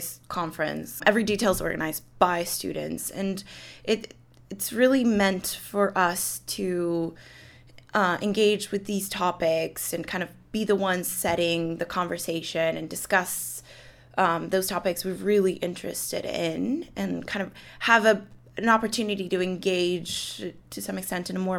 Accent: Colombia; moved away; I'm originally from Colombia

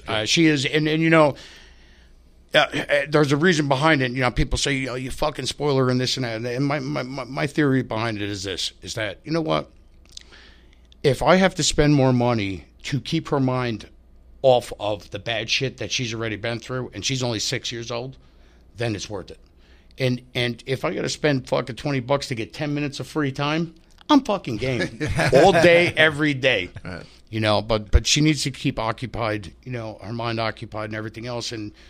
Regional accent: Tucson, Arizona, United States; born there; Yeah, I'm adopted. Yeah, I was born in Tucson, Arizona.

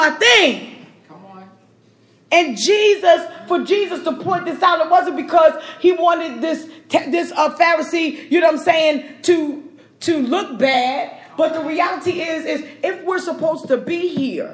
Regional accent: New York, United States; I'm a New Yorker

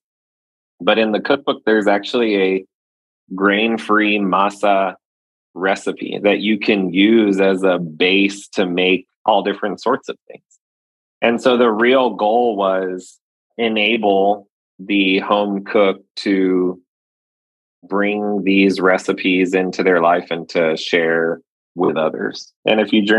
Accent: Laredo, Texas, United States; growing up in Laredo, Texas

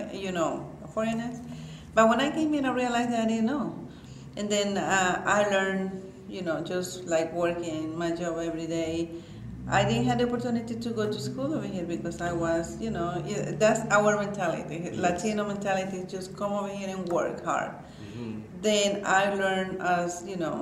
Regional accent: Nicaragua; also born or lived in Canada; now in Little Rock, United States; I'm from Nicaragua. I've been here in Arkansas for 16 years.

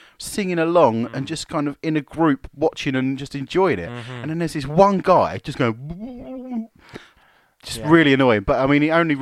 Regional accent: England, United Kingdom; I'm too English

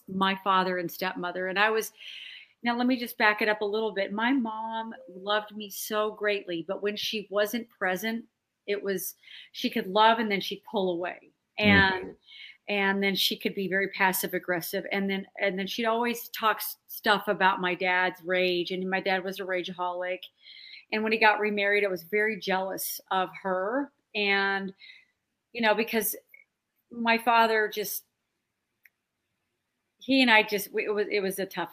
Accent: Denver, Colorado, United States; moved away; also born or lived in Dallas / Los Angeles; I was raised in Denver, Colorado.

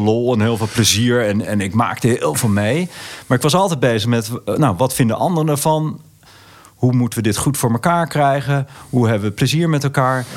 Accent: Netherlands; ik voel me echt een Nederlander met, met alle familie en vrienden om me heen

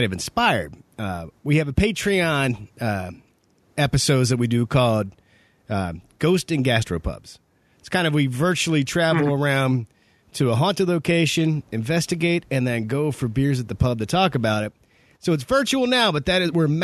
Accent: Pennsylvania, United States; I'm from Pennsylvania

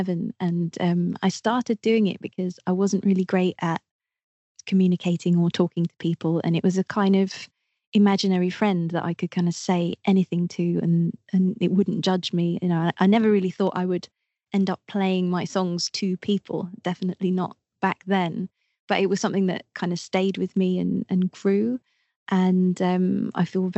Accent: Twickenham, London, United Kingdom; I'm from London. I'm from just outside London, Twickenham.

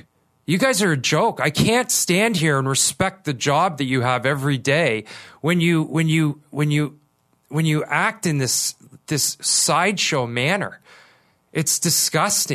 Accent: Kitchener, Ontario, Canada; I grew up in Kitchener, Ontario.

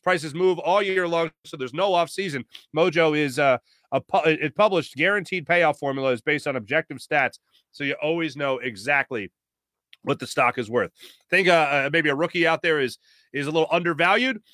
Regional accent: United States; I'm American.

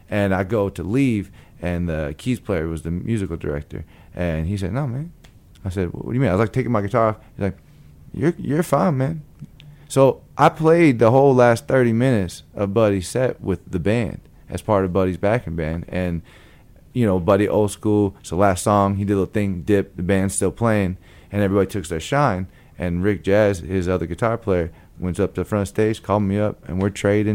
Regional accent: Long Beach, California, United States; moved away; also born or lived in Tucson, Arizona; Long Beach, California

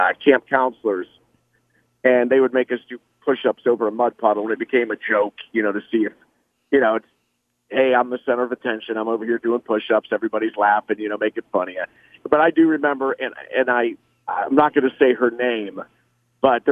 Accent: Lafferty, Ohio, United States; growing up in Lafferty, every day was camp. I'm out in the boonies anyway.

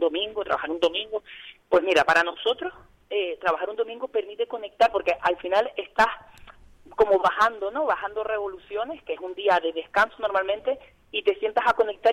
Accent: Tenerife, Canary Islands, Spain; ese carácter migrante que tiene, que tenemos como tinerfeños y tinerfeñas.

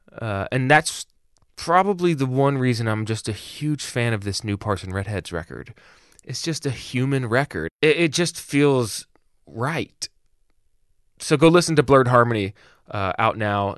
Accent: Atlanta, Georgia, United States; also born or lived in Birmingham; now in Portland, United States; When I was growing up in Atlanta

